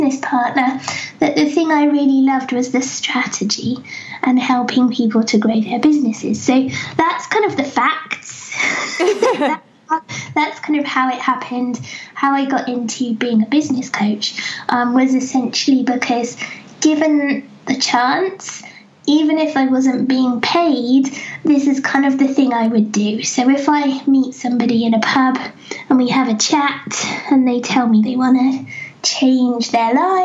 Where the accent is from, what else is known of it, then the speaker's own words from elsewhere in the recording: England, United Kingdom; accent: English; I feel very conscious of my English accent